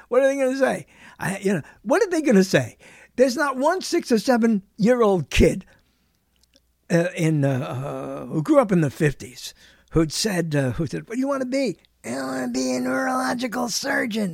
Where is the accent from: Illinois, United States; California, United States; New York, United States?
New York, United States; New York City; I was born in the bedroom of New York, which is what they called Brooklyn, New York